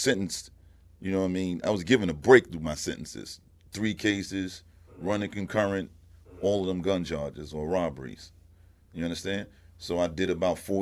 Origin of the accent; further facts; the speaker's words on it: New York City, New York, United States; also born or lived in South Jamaica, Queens; I was born in Brooklyn